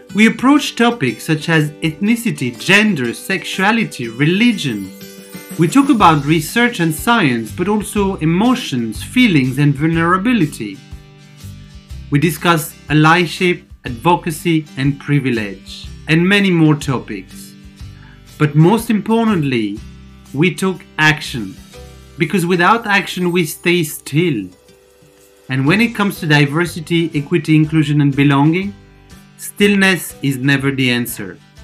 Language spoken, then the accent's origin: English; near Paris, Île-de-France, France; also born or lived in Amsterdam, Netherlands / London, United Kingdom; now in Cluj-Napoca, Romania; I was born near Paris, France, lived in Amsterdam, Netherlands, then London, UK, and now spending most of my time in Cluj-Napoca, Romania